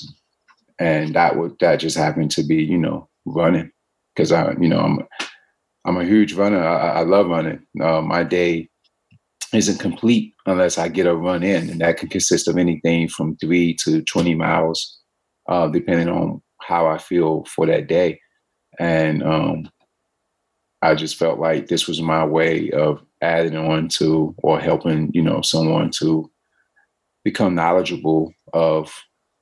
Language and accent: English; Aurora, North Carolina, United States; now in New York City, United States; Me growing up in Aurora, now looking back, I actually love the fact that, you know, I had a front yard and a backyard